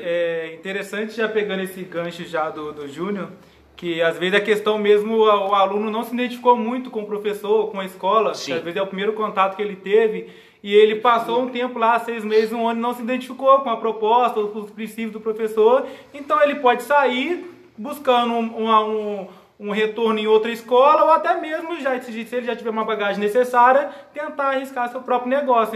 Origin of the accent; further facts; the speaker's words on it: Juiz de Fora, Minas Gerais, Brazil; diretamente de Juiz de Fora, Minas Gerais